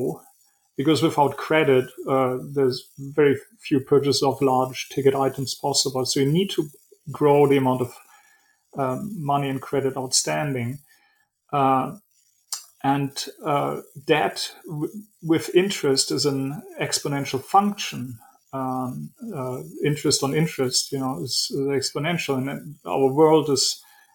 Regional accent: Germany; moved away as an adult; also born or lived in Switzerland; now in New York City, United States; I was born and raised in Germany, then moved to Switzerland, and in 1999 moved to the US, New York City

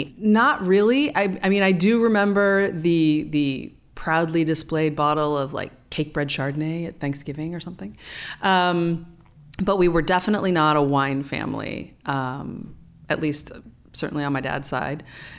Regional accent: Santa Barbara, California, United States; also born or lived in Boston; So I was born in Boston and then we moved back to California and we lived a little bit all over the place. Did settle in Santa Barbara for quite a few years, but then I went off to boarding school when I was 14 okay. In Ojai, so still California.

